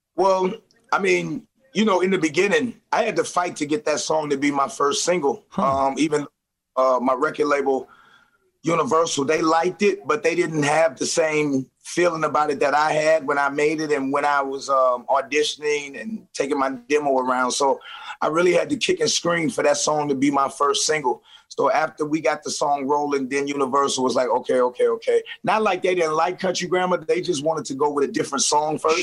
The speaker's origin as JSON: {"language": "English", "town": "St. Louis", "region": "Missouri", "country": "United States", "said": "just like I'm from St. Louis."}